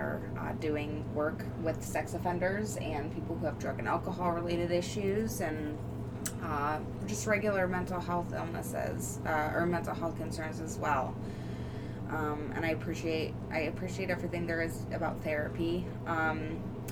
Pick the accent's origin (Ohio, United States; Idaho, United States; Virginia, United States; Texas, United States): Ohio, United States; Newbury; also born or lived in Bedford, Ohio / Fairmount; Born and raised in essentially Bedford, Ohio is where I was born, but born and raised in Newberry, Ohio.